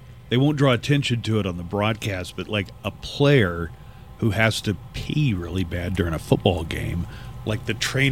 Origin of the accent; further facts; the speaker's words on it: Oklahoma, United States; now in El Paso, United States; Hulu original that's filmed in my hometown